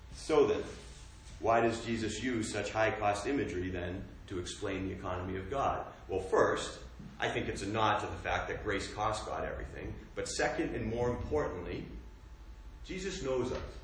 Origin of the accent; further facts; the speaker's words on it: United States; growing up in America